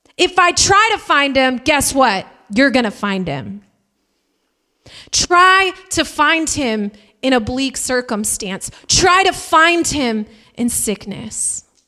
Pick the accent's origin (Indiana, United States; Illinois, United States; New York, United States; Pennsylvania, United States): Indiana, United States; We're from Indiana. People chop wood there.